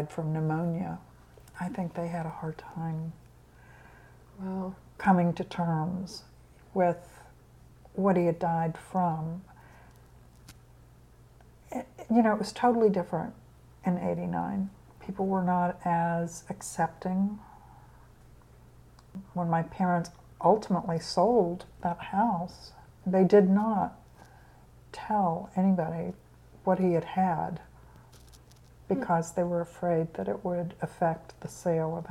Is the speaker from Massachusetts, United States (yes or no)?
no; Tennessee, United States; also born or lived in Indiana; I was born in Indiana. We moved to Tennessee, actually, when I was 10. Well, 9